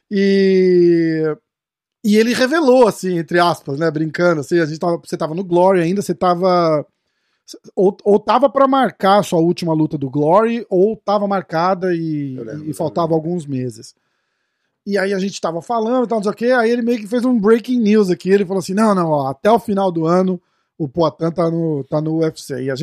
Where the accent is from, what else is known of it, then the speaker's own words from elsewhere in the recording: Brazil; porque a gente, a gente, pô, a gente é brasileiro, né, cara?